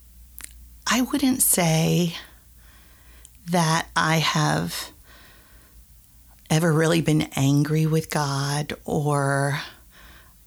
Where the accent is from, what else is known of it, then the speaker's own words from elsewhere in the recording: Indiana, Pennsylvania, United States; I grew up actually in Indiana, Pennsylvania